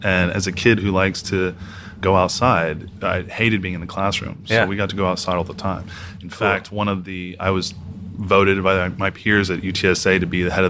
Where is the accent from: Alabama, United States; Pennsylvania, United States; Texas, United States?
Texas, United States; Houston; here in {S1} about {S2} Houston, man. 713.